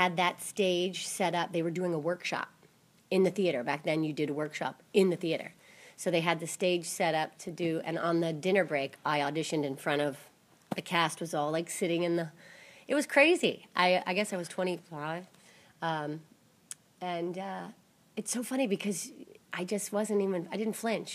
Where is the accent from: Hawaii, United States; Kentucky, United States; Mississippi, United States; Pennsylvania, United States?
Kentucky, United States; Fort Mitchell; moved away; I'm from Fort Mitchell, Kentucky, originally. I basically just danced my whole life, and a little studio in Covington, Kentucky